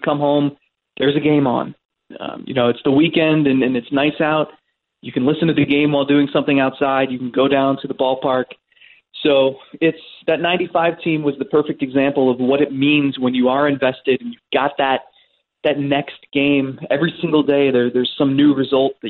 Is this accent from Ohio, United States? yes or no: yes; Cleveland, Ohio, United States; when you're a kid growing up in Cleveland in the 90s